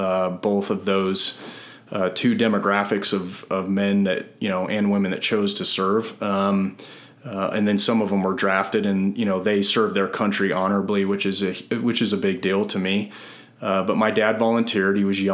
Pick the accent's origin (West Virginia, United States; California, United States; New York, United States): California, United States; Southern and Central; also born or lived in Northridge, California / San Joaquin Valley, California / Fort Bragg, North Carolina; Born in Northridge, and then I was raised in Southern and Central California.